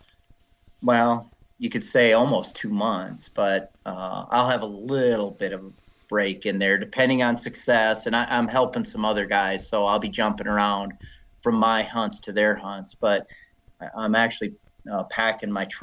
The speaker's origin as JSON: {"language": "English", "region": "South Dakota", "country": "United States", "tie": "born or raised there", "moved": "yes", "lives_now": "Wyoming, United States", "said": "I grew up in South Dakota, and I grew up in corn country"}